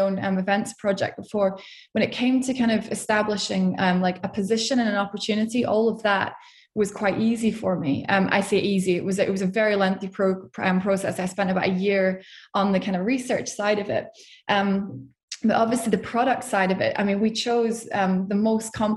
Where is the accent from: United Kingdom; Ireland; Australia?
United Kingdom; Scotland; moved away; also born or lived in Portugal; I'm from Scotland, as you can probably hear.